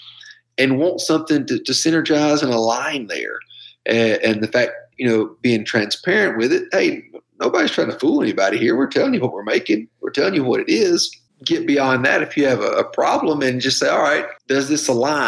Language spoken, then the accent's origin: English; Georgia, United States; moved away; growing up in Georgia